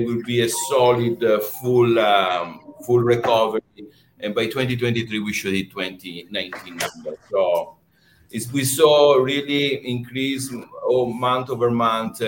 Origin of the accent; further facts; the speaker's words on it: Venice, Veneto, Italy; moved away as an adult; now in New York City, United States; Originally, I'm from Italy. I'm a true Venetian guy